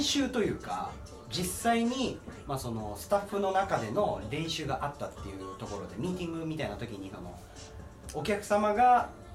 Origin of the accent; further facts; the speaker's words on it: Kagoshima, Japan; now in Tokyo, Japan; 僕鹿児島出身なんですよ。で、東京来た時